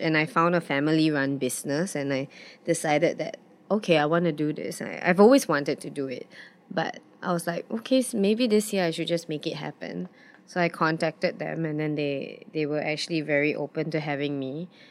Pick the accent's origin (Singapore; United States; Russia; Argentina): Singapore; also born or lived in London; growing up in Singapore, it was, it's some, rent is something I never have to worry about.